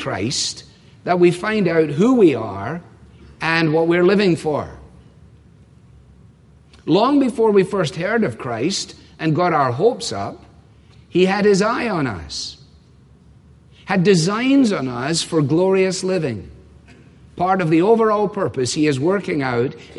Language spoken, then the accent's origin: English; Scotland, United Kingdom; now in United States; you grew up there